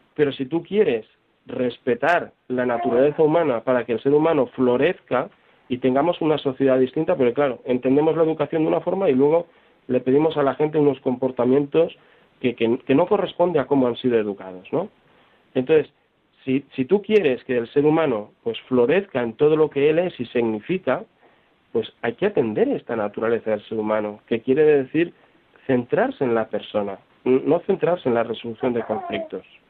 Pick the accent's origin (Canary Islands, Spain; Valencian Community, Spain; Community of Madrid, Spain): Valencian Community, Spain; Valencia; Yo que soy de Valencia